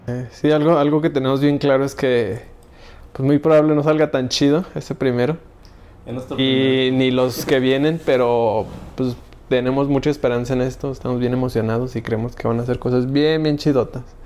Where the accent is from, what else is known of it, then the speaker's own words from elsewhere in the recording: Ecatepec, State of Mexico, Mexico; now in Aguascalientes, Mexico; soy medio chilango, soy medio chilango, soy, bueno, de Catepec